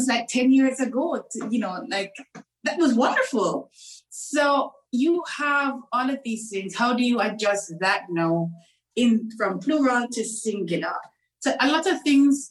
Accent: Jamaica; moved away as an adult; also born or lived in Turks and Caicos / Dubai, United Arab Emirates; I was born, bred, and fed in Jamaica. So I'm a Caribbean girl through and through.

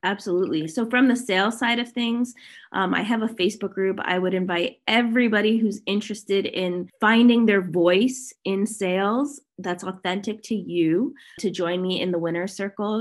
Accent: Toronto, Ontario, Canada; now in Kelowna, Canada; I am currently living in Kelowna, British Columbia. I'm originally from Toronto, so I'm a Canadian.

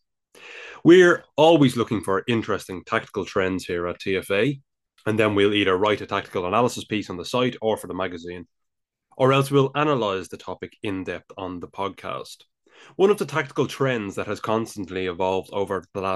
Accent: Ireland; accent: Irish; my Irish accent

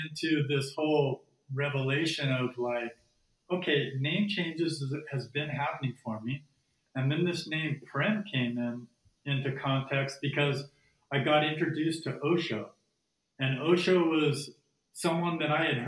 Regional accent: Phoenix, Arizona, United States; I was born in Phoenix, Arizona.

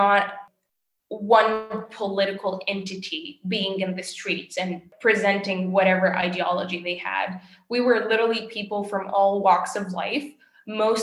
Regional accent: Kasserine, Kasserine Governorate, Tunisia; I was born and raised in another city, and more like in the western side of Tunisia, called Gasserine

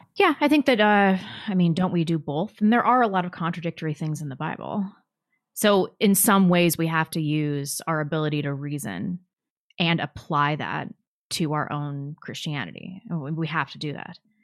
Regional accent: St. Louis, Missouri, United States; also born or lived in California; I grew up in Saint Louis. I was born in California

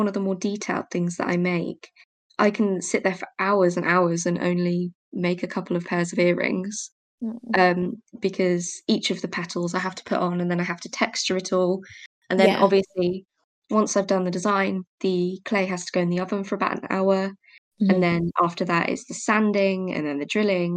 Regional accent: Cornwall, South West England, United Kingdom; moved away as an adult; I'm only from Cornwall normally, so I am literally just over the bridge

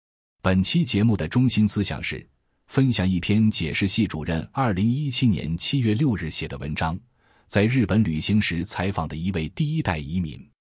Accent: Harbin, Heilongjiang, China; moved away as an adult; now in Japan; 我是哈尔滨人，来日本十三年了。我在哈尔滨是做厨师的

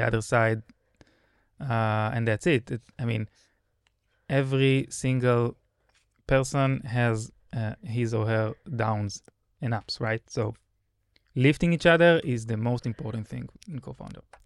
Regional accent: Israel; as a good Israeli

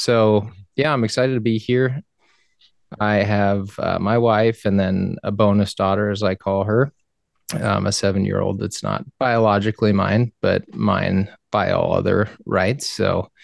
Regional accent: South Texas, United States; moved away as an adult; also born or lived in Iowa; now in Omaha, United States; I lived in South Texas for 20 plus years of my life

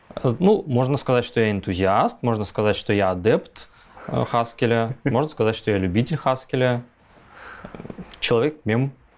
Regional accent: Chita, Zabaykalsky Krai, Russia; moved away as an adult; also born or lived in Novosibirsk; это было Забайкалье, Чита, Читинская область. А, я там вырос, фактически я там 20-25 лет прожил

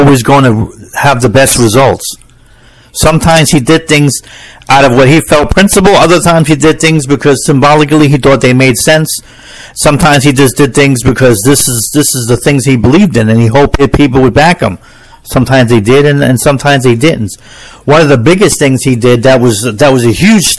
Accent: United States; I'm an American

